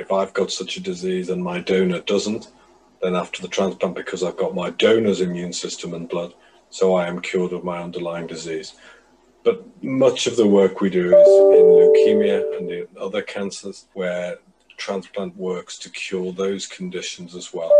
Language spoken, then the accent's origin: English; Liverpool, North West England, United Kingdom; moved away as an adult; also born or lived in Cambridge / London; now in Manchester, United Kingdom; I was brought up in Liverpool.